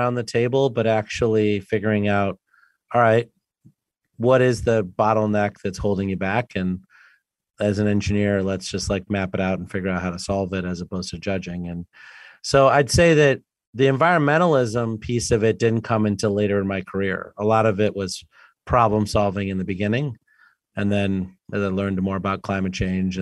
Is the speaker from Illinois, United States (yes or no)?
yes; Sterling, Illinois, United States; I grew up in rural Illinois, Sterling, Illinois, about 2 hours west of Chicago.